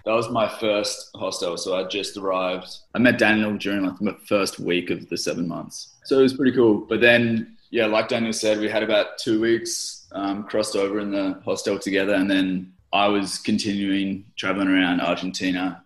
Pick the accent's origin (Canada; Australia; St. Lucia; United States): Australia; I'm from Australia.